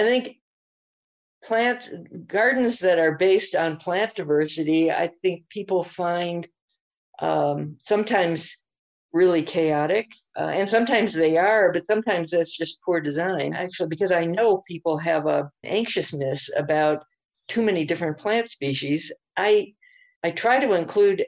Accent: the East, United States; now in Albuquerque, United States; me growing up in the East

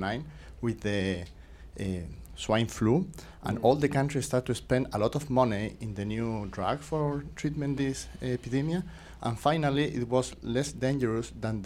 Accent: Chile; moved away; I'm from Chile. I am doing my PhD, here, my doctoral program here in environmental health.

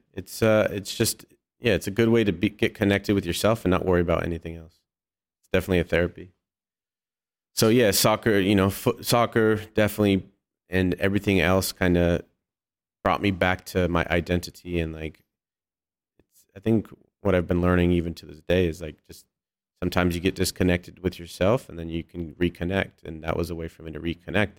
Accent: hometown about an hour from Berkeley, California, United States; Berkeley," which was, like, an hour away from my hometown

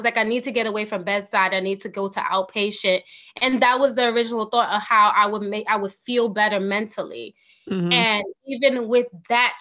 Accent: New York City, New York, United States; I'm originally from New York City. I did all of my schooling in New York City, including my master's degree

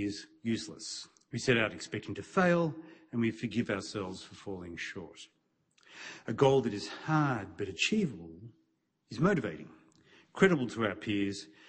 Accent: Melbourne, Victoria, Australia; my hometown of Melbourne

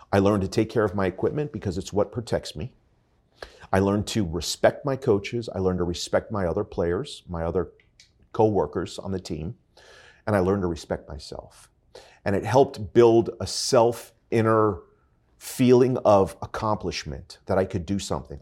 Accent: North Miami Beach, Florida, United States; I was born and raised here in North Miami Beach. I am a true hometown boy

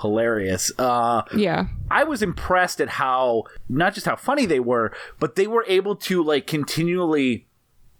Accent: Midwest, United States; we are both from the Midwest

